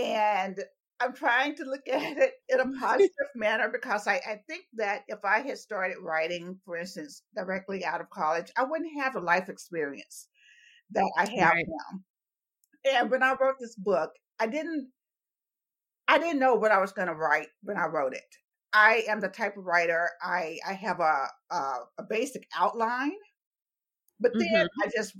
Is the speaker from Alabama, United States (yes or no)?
yes; Talladega, Alabama, United States; moved away; also born or lived in Berkeley, California; I was born and raised in Talladega, Alabama.